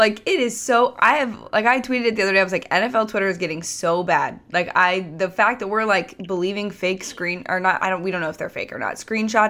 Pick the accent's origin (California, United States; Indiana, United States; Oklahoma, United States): California, United States; because I'm from California